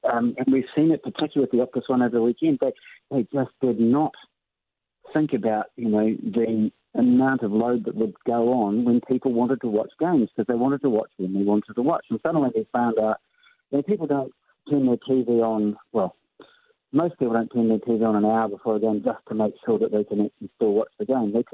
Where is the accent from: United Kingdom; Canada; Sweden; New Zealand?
New Zealand; that's one thing that I would say about New Zealand that we are different from Australia.